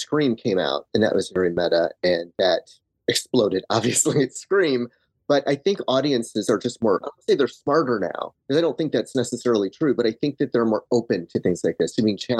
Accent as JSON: {"language": "English", "town": "Manchester", "region": "Michigan", "country": "United States", "tie": "born or raised there", "said": "Yeah, I'm from Manchester, Michigan, which is, I grew up on a dirt road, really far in the country."}